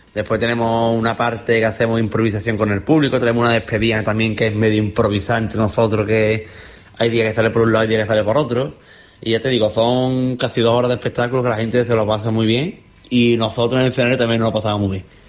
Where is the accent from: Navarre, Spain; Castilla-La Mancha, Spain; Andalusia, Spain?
Andalusia, Spain; somos cuatro andaluces